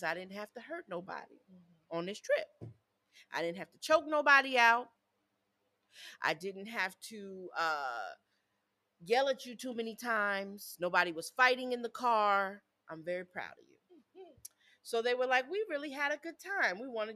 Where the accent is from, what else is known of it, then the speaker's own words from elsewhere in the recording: upstate New York, United States; I'm from New York